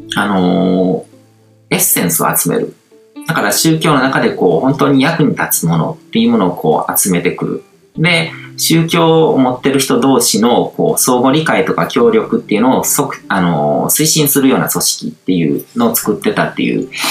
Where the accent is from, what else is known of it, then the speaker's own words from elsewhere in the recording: Japan; 日本に生まれて育ってる